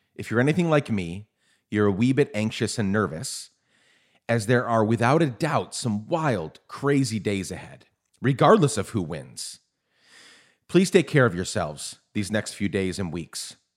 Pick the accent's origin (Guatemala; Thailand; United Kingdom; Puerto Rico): Guatemala; moved away as an adult; also born or lived in New York / Mid-South, United States; now in United States; I was born in New York, raised in Guatemala